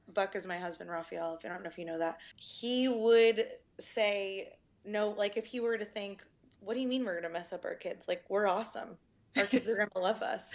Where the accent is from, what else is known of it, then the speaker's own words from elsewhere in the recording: Orange County, California, United States; moved away as an adult; now in Austin, United States; I'm from Orange County, originally born and raised.